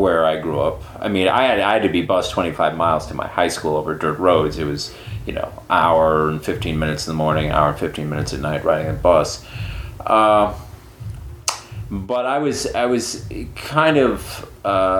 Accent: Sheridan County, Montana, United States; moved away; I grew up in Sheridan County, Montana, which is the county that borders on North Dakota and Canada in Montana.

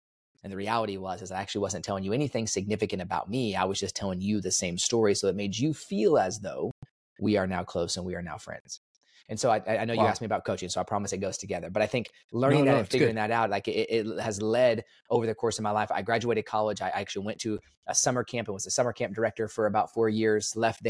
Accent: Dallas, Texas, United States; also born or lived in Kansas; So I was born in Kansas, but I only lived there for about a week or so. So I don't really claim Kansas. I came to Texas after that, and I've been in Texas my whole life. So Dallas area mostly

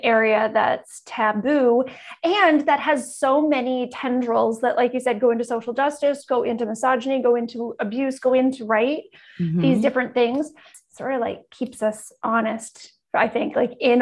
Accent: Canada; I'm Canadian

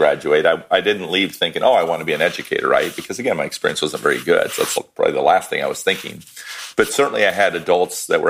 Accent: Iowa, United States; also born or lived in Chicago; I was born and raised in Iowa and still live in Iowa.

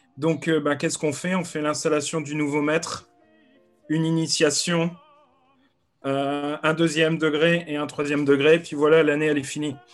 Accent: France; now in Canterbury, United Kingdom; je suis français et je vis en Angleterre

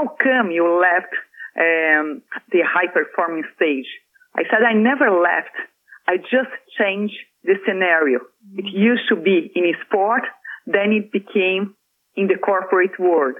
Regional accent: Brazil; moved away; I went to Brazil, back to my home country for Christmas

